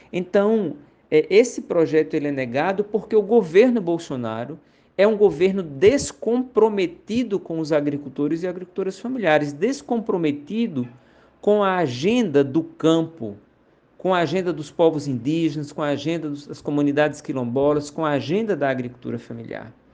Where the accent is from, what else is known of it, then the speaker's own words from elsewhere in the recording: Iguaraci, Pernambuco, Brazil; sou natural de, do município de Iguaraci, no sertão do Pajeú, no distrito de Jabitacá